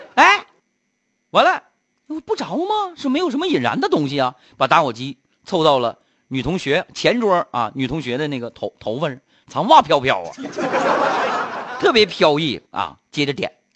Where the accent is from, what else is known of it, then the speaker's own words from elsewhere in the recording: Harbin, Heilongjiang, China; 我出生在东北，出生在哈尔滨